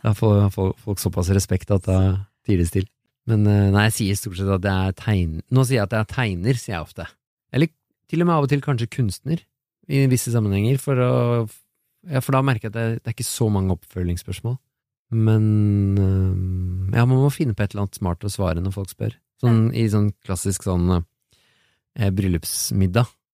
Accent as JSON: {"language": "Norwegian", "region": "Oslo", "country": "Norway", "tie": "born or raised there", "also_born_or_lived": "Biri", "said": "Vi flytta til Oslo fra Biri."}